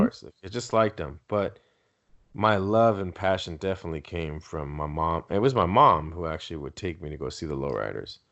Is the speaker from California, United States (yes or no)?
yes; Southern California, United States; first language Spanish; English is a second language; also born or lived in San Diego County; I'm from Southern California